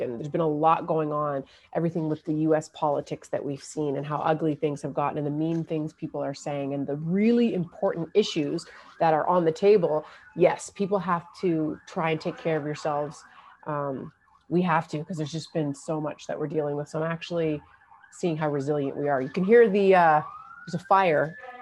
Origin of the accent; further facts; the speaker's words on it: Newfoundland and Labrador, Canada; moved away; also born or lived in Windsor, Ontario; I was born in Newfoundland, but I went to university, uh, in Windsor